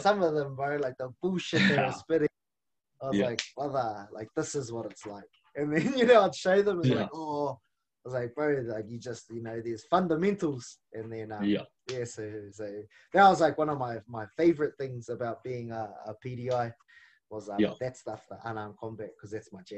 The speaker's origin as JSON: {"language": "English", "region": "Auckland", "country": "New Zealand", "tie": "born or raised there", "first_language": "Māori", "second_language": "English", "said": "I grew up on the North Shore of Auckland"}